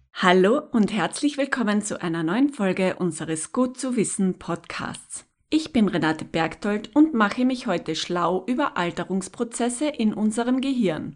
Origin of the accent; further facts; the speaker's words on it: Tyrol, Austria; hier bei uns in Tirol